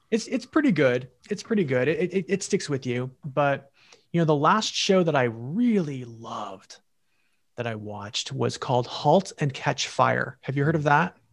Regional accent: California, United States; moved away as an adult; also born or lived in New York; California. That, that, it, I think about it a lot. It's my home state, where I'm from

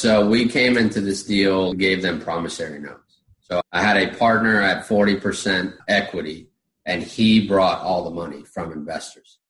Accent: Puerto Rico; also born or lived in Florida / Virginia; now in Summerville, South Carolina, United States; I'm originally from Puerto Rico

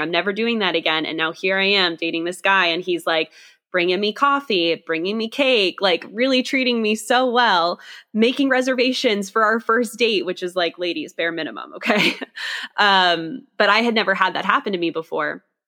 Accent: Scotland, United Kingdom; I am Scottish

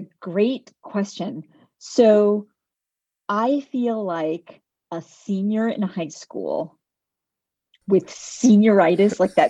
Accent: United States; also born or lived in India; I'm technically an immigrant. I came to the U.S. as a baby.

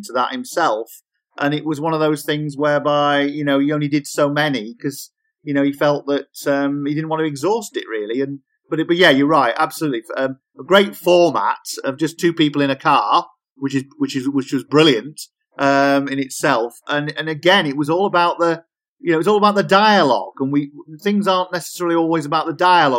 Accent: Yorkshire and the Humber, United Kingdom; I'm from Yorkshire

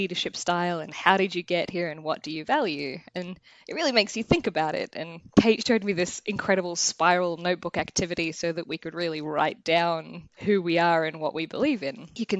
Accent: Australia; now in Los Angeles, United States; I am an Australian person living in Los Angeles

